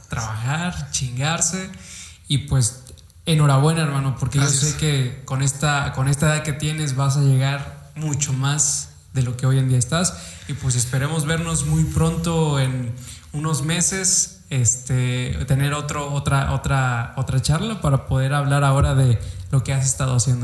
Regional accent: Fortín, Veracruz, Mexico; yo también soy de Fortín

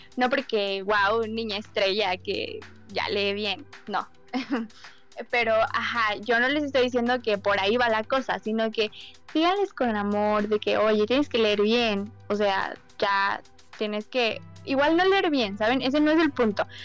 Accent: Mexico

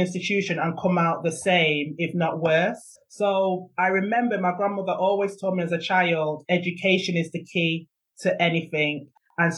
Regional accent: Manchester, North West England, United Kingdom; now in Lewes, United Kingdom; I grew up in Moss Side, and at the time, Moss Side was very notorious

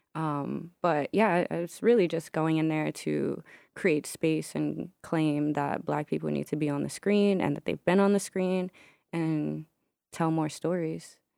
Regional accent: Newark, New Jersey, United States; moved away as an adult; now in Brooklyn, United States; I'm from Newark, New Jersey

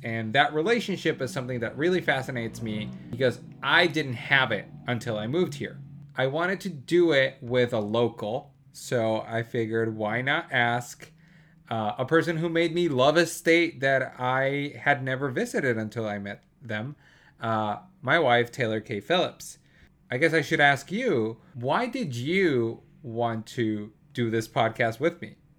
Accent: Colombia; now in United States; I am from Colombia.

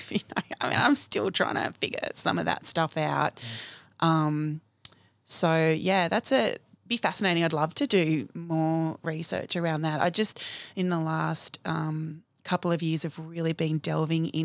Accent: New South Wales, Australia; I went back to my hometown. So I grew up in a rural country town in New South Wales.

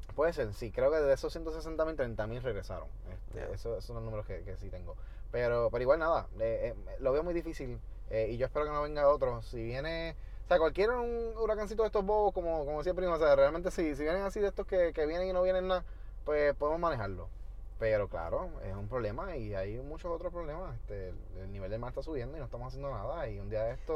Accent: Toa Baja, Puerto Rico; moved away as an adult; also born or lived in United States; yo soy de Tobaja toda la vida

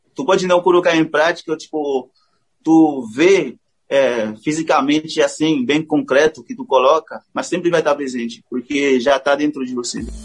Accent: Haiti; Portuguese is a second language; also born or lived in Brazil; now in São Paulo, Brazil; a gente é uma mistura de cultura

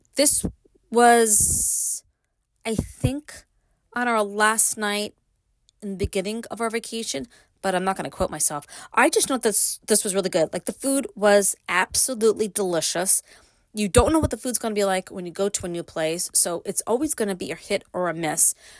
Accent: New York City, New York, United States; moved away; I grew up in Brooklyn

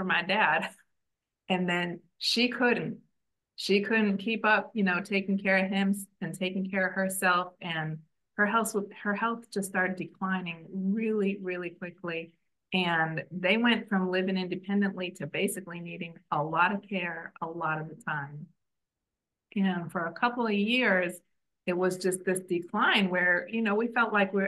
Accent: Chicago, Illinois, United States; moved away as an adult; also born or lived in Washington, D.C. area; now in Israel; I've been living in the Washington, D.C. area, but I'm from Chicago

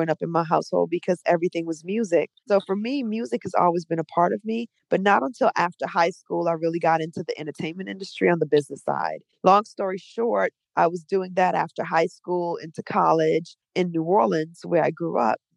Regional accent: Trinidad & Tobago; born there; I was born in Trinidad and Tobago, and she used to be a singer

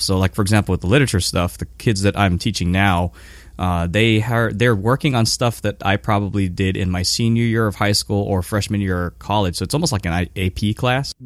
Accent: Hawaii, United States; moved away as an adult; also born or lived in Japan; I'm from Hawaii, so I was back in Hawaii for like two years living at my parents' house

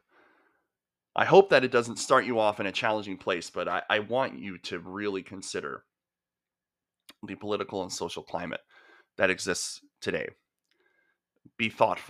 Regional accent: the Okanagan, British Columbia, Canada; I grew up in the Okanagan

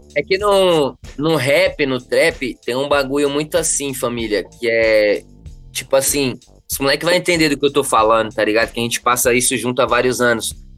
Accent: São Paulo, Brazil; Eu sou daqui do Grajaú

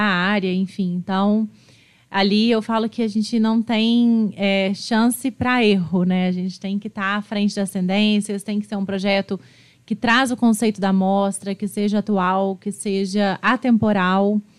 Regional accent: Juiz de Fora, Minas Gerais, Brazil; Nasci em Juiz de Fora.

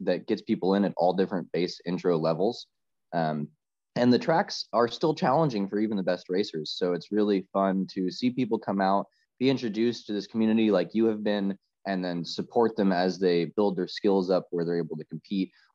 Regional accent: Los Angeles, California, United States; moved away as an adult; now in Northern California, United States; I grew up in Southern California, in the LA Metro. And then I moved up to Northern California

